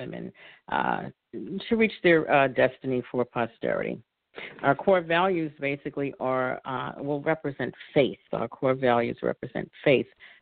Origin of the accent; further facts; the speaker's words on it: New York City, New York, United States; accent: New York; now in Philadelphia, United States; I'm originally from New York, born and raised, now residing in Philadelphia